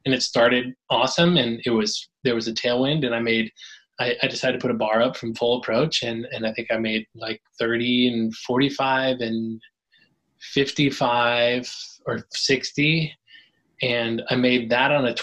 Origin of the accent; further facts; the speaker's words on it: California, United States; now in Iowa, United States; I was born in California